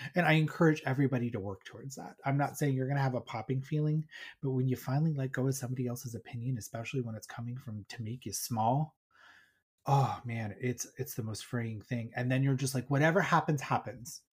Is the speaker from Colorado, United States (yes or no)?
yes; Colorado, United States; I'm from Colorado